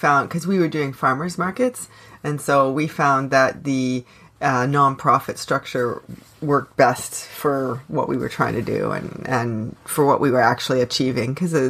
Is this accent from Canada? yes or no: yes; Canada; I am unapologetically Canadian.